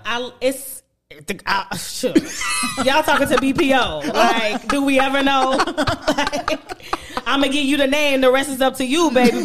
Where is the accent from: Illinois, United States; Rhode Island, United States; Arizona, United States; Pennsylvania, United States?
Illinois, United States; Chicago; growing up in Chicago